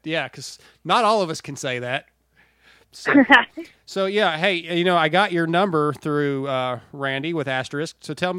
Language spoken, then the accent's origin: English; San Diego, California, United States; now in East Texas, United States; But I love SoCal, man. I was born in San Diego.